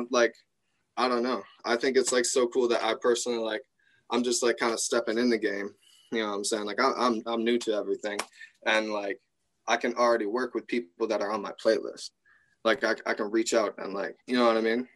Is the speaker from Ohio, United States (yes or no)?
no; Traverse City, Michigan, United States; I'm from Traverse City, Michigan